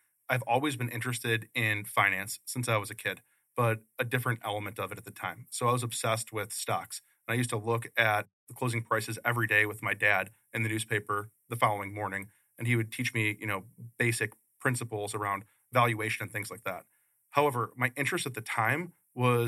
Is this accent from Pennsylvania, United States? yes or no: no; Chicago, Illinois, United States; moved away as an adult; now in Phoenix, United States; Grew up in Chicago, Northwest Side